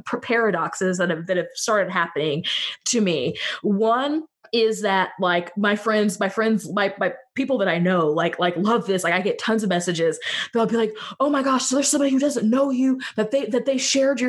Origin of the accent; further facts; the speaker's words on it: West Central Missouri, United States; I am from West Central Missouri. I'm from outside of Kansas City